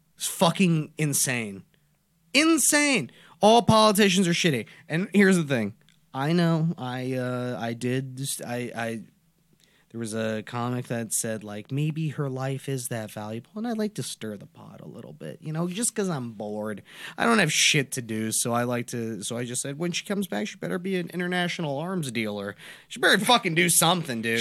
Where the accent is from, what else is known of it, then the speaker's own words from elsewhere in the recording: United States; I'm born in America, so I'm an American by, by birth